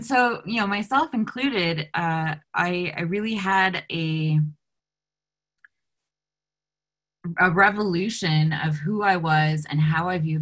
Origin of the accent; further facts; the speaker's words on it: United States; being United States Americans